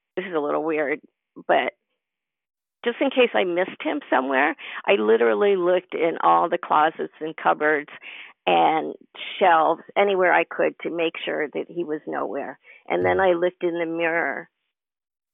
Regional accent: New York, United States; moved away; also born or lived in Carmel, California; I'm a New Yorker at heart.

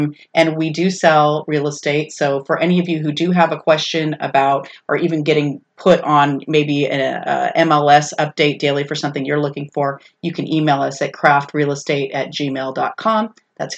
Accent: East Bay, California, United States; moved away as an adult; also born or lived in Sacramento, California; now in Tennessee, United States; I was born in Southern California. We were raised in the East Bay and then moved to Sacramento the last 12 years, so more of the Tahoe area.

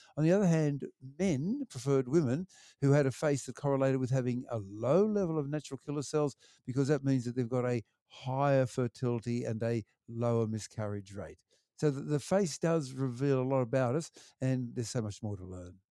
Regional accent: Wollongong, New South Wales, Australia; I grew up there in Wollongong and do, um, primary school and high school there

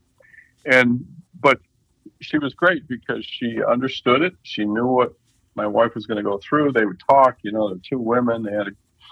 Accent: Midwest, United States; we're from the Midwest

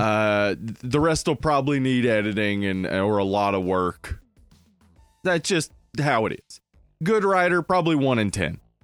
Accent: the South, United States; As we're from the South

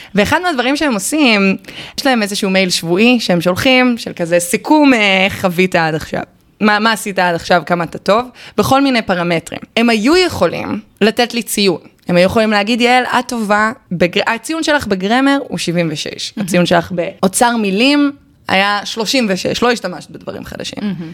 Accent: Haifa, Haifa District, Israel; moved away as an adult; also born or lived in Boston; אני חיפאית גאה, למרות שלא גרתי שם מאז התיכון.

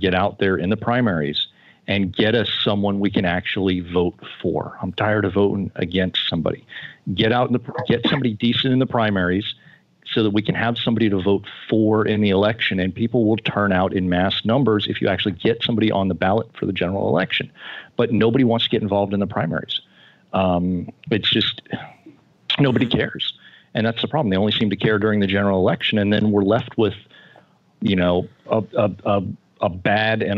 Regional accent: Florida, United States; moved away as an adult; now in Indiana, United States; I was born in Florida. I grew up there. I spent the first 22-ish years of my life there.

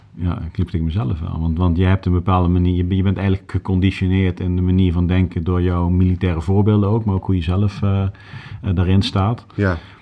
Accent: Groesbeek, Gelderland, Netherlands; moved away as an adult; also born or lived in Nijmegen / Milsbeek / Limburg; now in Haarlem, Netherlands; ik ben geboren in Nijmegen. Ik heb daarna tot mijn dertigste in Groesbeek gewoond

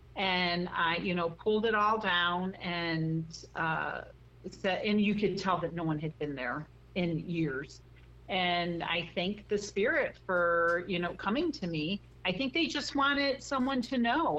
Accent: Chicago, Illinois, United States; moved away as an adult; also born or lived in Texas / Washington State; now in Arizona, United States; I'm originally from Chicago, and uh, I lived there until I was about 19

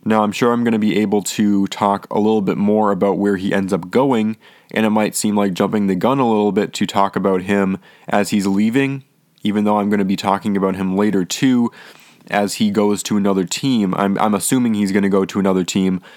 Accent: Minnesota, United States; I am from Minnesota

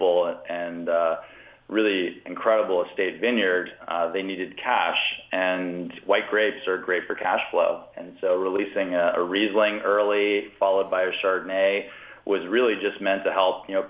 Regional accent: Virginia, United States; moved away as an adult; also born or lived in Napa Valley, California; I'm from Virginia originally, grew up there

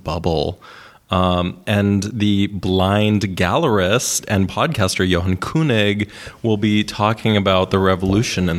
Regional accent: Winnipeg, Manitoba, Canada; moved away; in my home city of Winnipeg

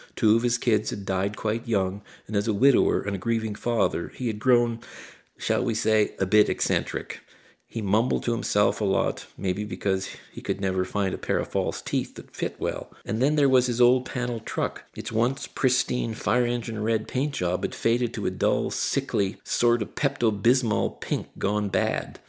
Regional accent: Barry's Bay, Ontario, Canada; growing up in Barry's Bay in the 1960s

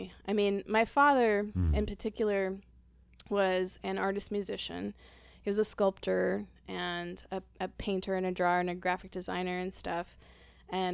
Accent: Rockwall, Texas, United States; we grew up in Texas

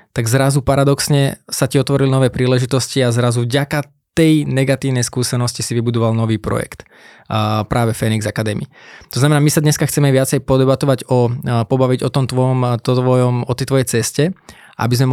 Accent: Brnovce, near Trnava, Trnava Region, Slovakia; Ja som z Brnoviec

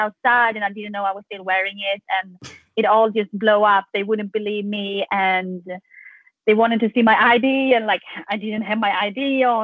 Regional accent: Sweden; now in Louisville, United States; we're from Sweden

